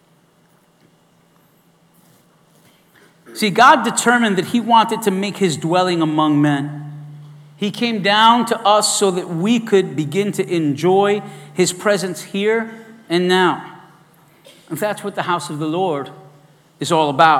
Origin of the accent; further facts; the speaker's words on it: New York City, New York, United States; I was raised in East New York in the projects